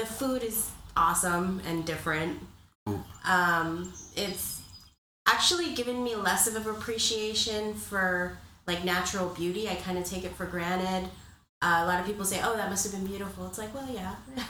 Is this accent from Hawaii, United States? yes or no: yes; Honolulu, Hawaii, United States; moved away as an adult; also born or lived in Columbus, Ohio; I grew up in Honolulu.